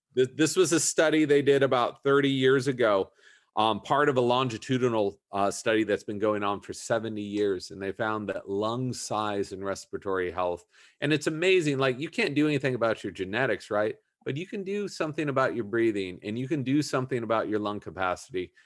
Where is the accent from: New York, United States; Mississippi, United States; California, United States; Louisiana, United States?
California, United States; Southern; I grew up in Southern California